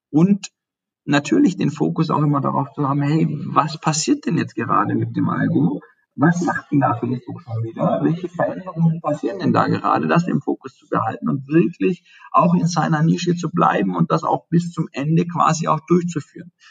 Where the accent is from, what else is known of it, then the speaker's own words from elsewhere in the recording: Baden-Württemberg, Germany; ich komme ja aus dem Schwabenland, was ja eben in dem Automobilbereich auch ähm, stark ist